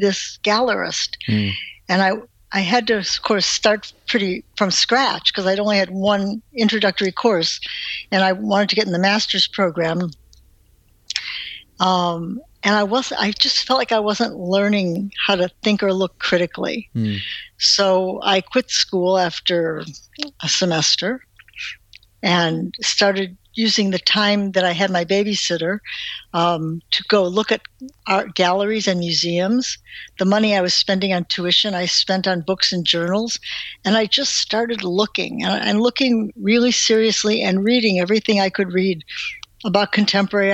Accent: Cleveland, Ohio, United States; moved away as an adult; also born or lived in Wisconsin; I grew up in Cleveland, Ohio

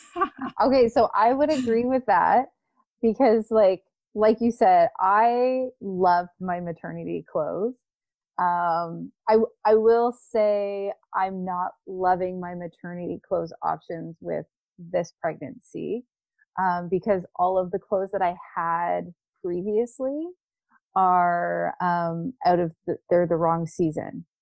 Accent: Canada; as a Canadian pregnant woman

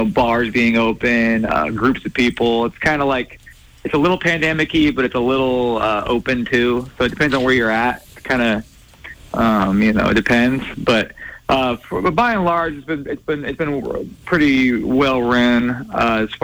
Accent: Spokane, Washington, United States; also born or lived in North Idaho / Coeur d'Alene, Idaho; I grew up in Spokane, too. So I mean, obviously, I kind of bounced between North Idaho and Spokane as a kid

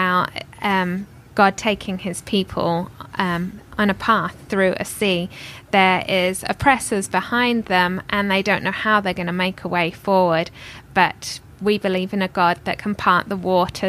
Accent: Northampton, East Midlands, United Kingdom; accent: British; moved away as an adult; now in United States; I'm from Northampton, which is a market town, which is about 60 miles north of London.

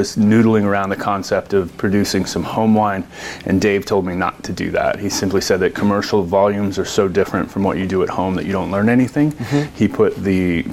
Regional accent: Silverton, Oregon, United States; also born or lived in Los Angeles; I grew up over by Silverton on the east side of the valley, moved to Los Angeles to go to college

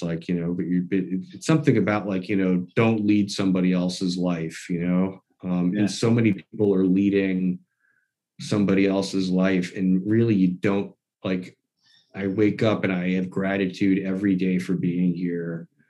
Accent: New York, United States; born there; And I was born in New York

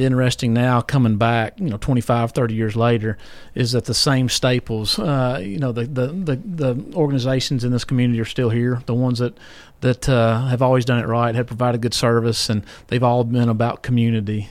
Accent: Columbia, United States; I grew up in Sunnyside, so I'd ride my bike to Giant Foods

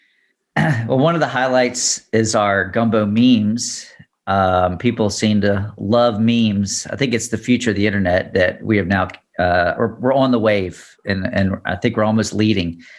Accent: Baton Rouge, Louisiana, United States; I'm from Baton Rouge

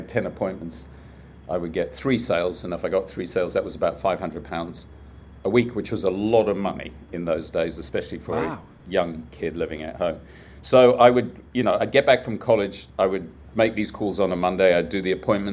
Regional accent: South Africa; moved away as an adult; also born or lived in United Kingdom; I was growing up in South Africa

